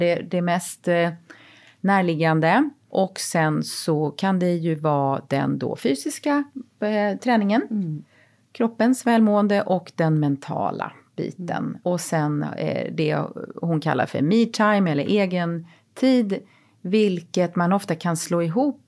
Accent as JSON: {"language": "Swedish", "town": "Växjö", "region": "Kronoberg County", "country": "Sweden", "tie": "born or raised there", "moved": "yes", "said": "min hemstad Växjö"}